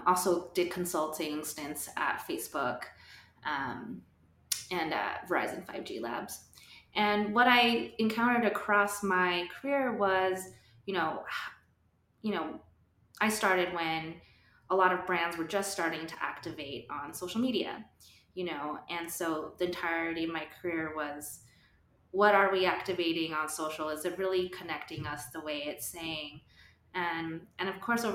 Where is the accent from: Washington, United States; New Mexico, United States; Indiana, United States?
New Mexico, United States; moved away as an adult; also born or lived in Austin, Texas / New York City; I'm from New Mexico and grew up around a lot of different cultures